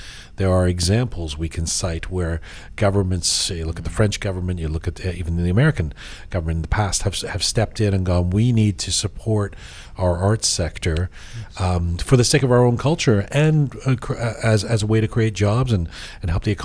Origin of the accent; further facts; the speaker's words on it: London, United Kingdom; now in Toronto, Canada; London's my hometown. That's where I grew up